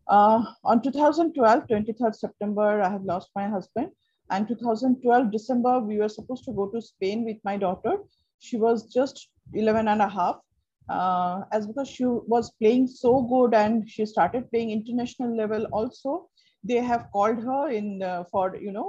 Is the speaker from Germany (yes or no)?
no; Kolkata, West Bengal, India; first language Bengali; English is a second language; I'm from Kolkata